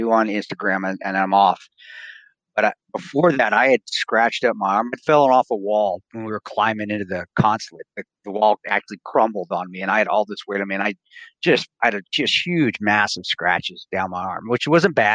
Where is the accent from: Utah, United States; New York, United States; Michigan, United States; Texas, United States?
Utah, United States; Provo; I grew up around Division I college football, national championship team, where my dad coached at Brigham Young University